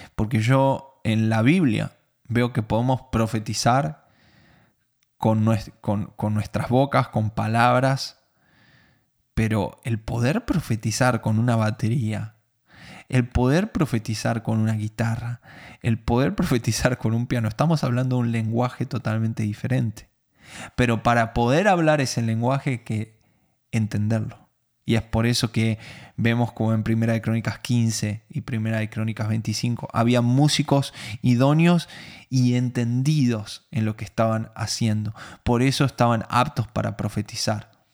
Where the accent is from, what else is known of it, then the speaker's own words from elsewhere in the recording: Argentina; no soy judío, soy argentino